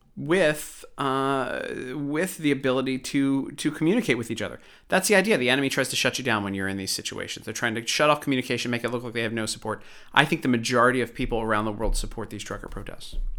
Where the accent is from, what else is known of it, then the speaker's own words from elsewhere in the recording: Baltimore, Maryland, United States; I grew up in Baltimore And I saw too much B S from the police